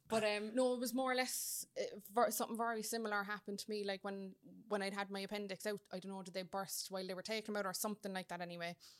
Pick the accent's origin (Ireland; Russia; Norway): Ireland; Cork, Munster; now in Dublin, Ireland; I'm in Dublin from Cork